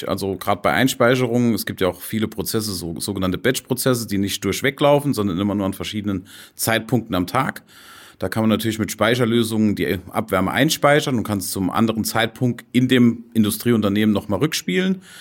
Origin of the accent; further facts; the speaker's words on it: Saarland, Germany; Stahlindustrie, ganz groß, auch bei uns im Saarland, wo ich ja herkomme, ist natürlich auch Stahlindustrie sehr groß.